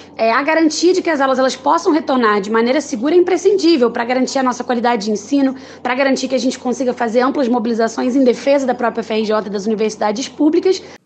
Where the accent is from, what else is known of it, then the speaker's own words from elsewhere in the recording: Belém, Pará, Brazil; que sou do Pará